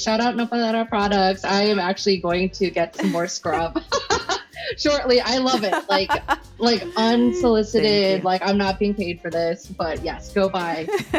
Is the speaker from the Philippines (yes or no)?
yes; Philippines; I'm Filipino, so then we do karaoke afterwards.